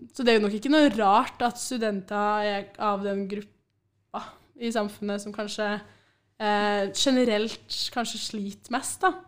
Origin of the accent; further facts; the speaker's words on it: Trondheim, Trøndelag, Norway; jeg har vært hjemme på Byåsen hele uka.